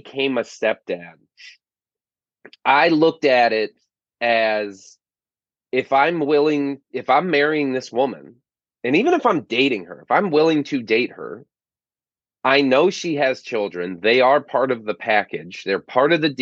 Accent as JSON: {"language": "English", "region": "Florida Keys", "country": "United States", "tie": "born or raised there", "moved": "yes", "lives_now": "San Diego, United States", "said": "I grew up in the Florida Keys"}